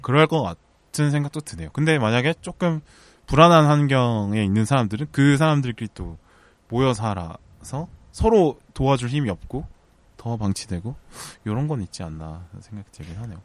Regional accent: Busan, South Korea; born or raised there; now in Seoul, South Korea

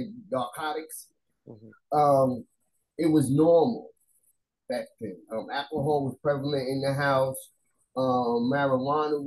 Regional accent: New York City, New York, United States; I grew up in Staten Island, and I didn't grow up in the projects

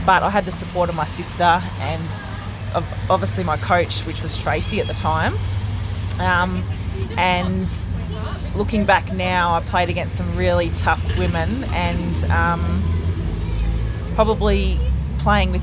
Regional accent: Rennie, New South Wales, Australia; also born or lived in Yarrawonga; I come from Rennie, and all our family do, like, we played there

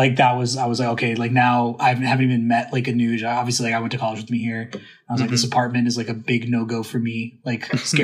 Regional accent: North Carolina, United States; My hometown school is UNC

